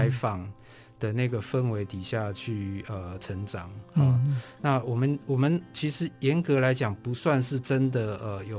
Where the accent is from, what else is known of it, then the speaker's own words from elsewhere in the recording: Taipei, Taiwan; 对，我是台北人。对，我的我的家庭哈是呃一个就是普就是普通的一个算是中等阶级工商业人的家庭。 那我的老家本来是在景美，